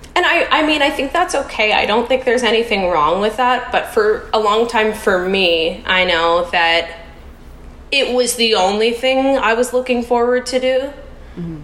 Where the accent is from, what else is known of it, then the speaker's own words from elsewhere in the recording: Canada; moved away as an adult; now in United States; I'm Canadian um, I'm a Canadian living in the US